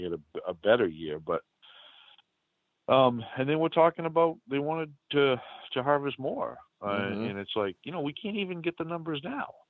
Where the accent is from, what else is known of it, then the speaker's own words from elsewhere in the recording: Northeast, United States; accent: New England; now in New Hampshire, United States; growing up in the Northeast